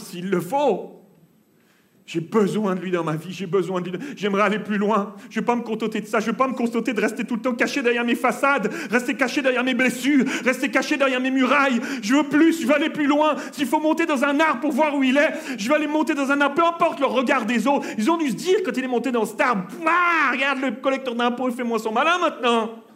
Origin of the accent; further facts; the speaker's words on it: Switzerland; On s'est retrouvé pour une nouvelle vie chez nous en Suisse